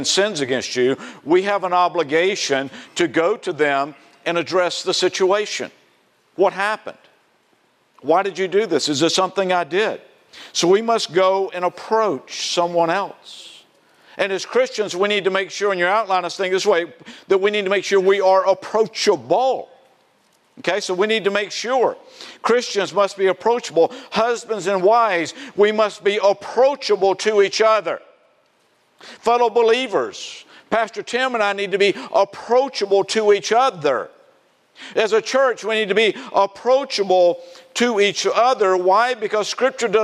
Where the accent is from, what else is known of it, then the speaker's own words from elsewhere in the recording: South Carolina, United States; in the South, my home state, South Carolina